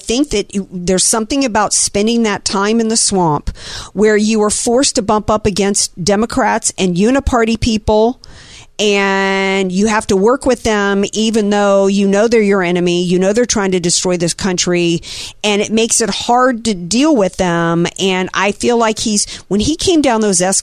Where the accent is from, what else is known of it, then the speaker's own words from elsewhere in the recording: the South, United States; growing up in the South where there's tornado sirens and warnings